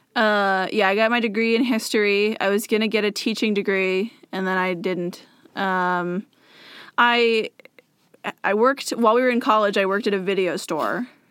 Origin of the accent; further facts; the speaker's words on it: Moses Lake, Washington, United States; moved away as an adult; now in Bellevue, United States; it's my hometown